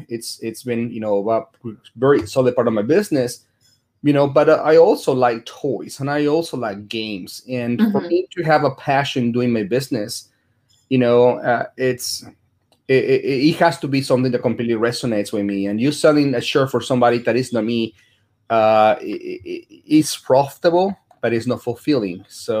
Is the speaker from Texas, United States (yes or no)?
yes; Dallas, Texas, United States; I'm from Dallas.